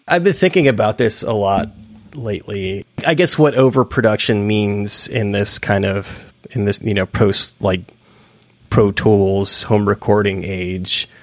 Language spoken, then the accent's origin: English; outside of San Francisco, Northern California, United States; moved away; I'm from Northern California. I'm from outside of San Francisco initially